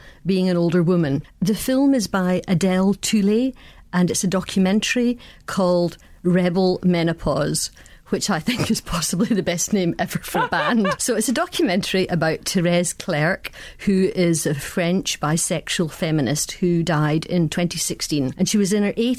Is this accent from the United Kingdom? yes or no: yes; Scotland, United Kingdom; I'm Scottish, I'm white, and I'm a lesbian.